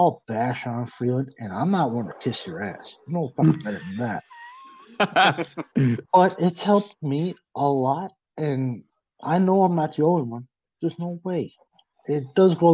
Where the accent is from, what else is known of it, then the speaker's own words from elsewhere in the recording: Newfoundland and Labrador, Canada; now in Kingston, Canada; I'm from Newfoundland originally, live in Ontario now.